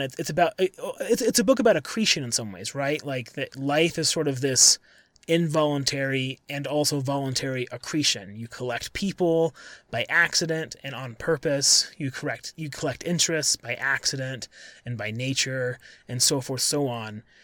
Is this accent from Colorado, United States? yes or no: yes; Colorado, United States; also born or lived in Syracuse; I'm from Colorado, I live in Colorado now